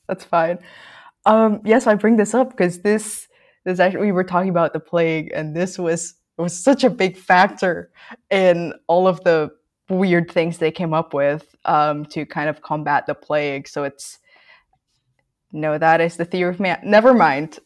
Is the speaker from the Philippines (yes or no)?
yes; Philippines; moved away; I grew up in the Philippines and I still have, like, quite some ties to it.